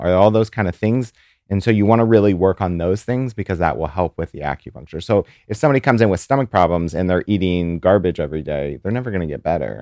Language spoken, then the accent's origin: English; St. Louis, Missouri, United States; now in New York, United States; I'm from Saint Louis